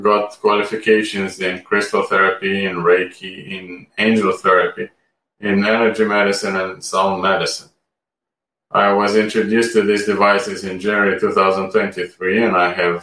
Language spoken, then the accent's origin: English; Romania; moved away as an adult; also born or lived in Amsterdam, Netherlands; now in United Kingdom; I was born and raised in Romania, where I graduated from medical school